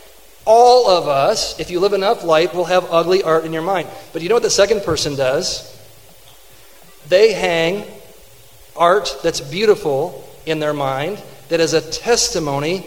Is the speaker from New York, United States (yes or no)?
no; Fenton, Michigan, United States; I grew up in Fenton.